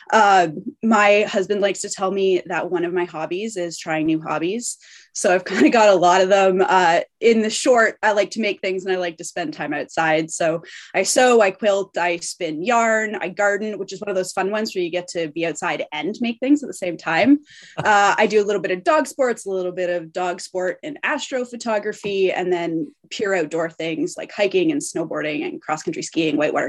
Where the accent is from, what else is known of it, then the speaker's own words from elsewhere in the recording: Ontario, Canada; moved away as an adult; also born or lived in Montreal / western Canada; I'm originally from Ontario